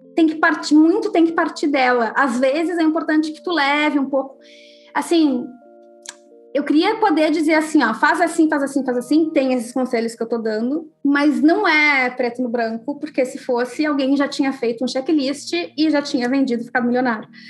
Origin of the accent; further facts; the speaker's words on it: Rio Grande do Sul, Brazil; eu sou gaúcha